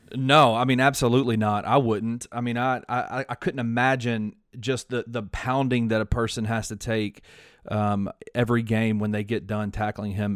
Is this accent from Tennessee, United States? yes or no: yes; Memphis, Tennessee, United States; I'm from Memphis, so I've been to uh, hundreds of University of Memphis football games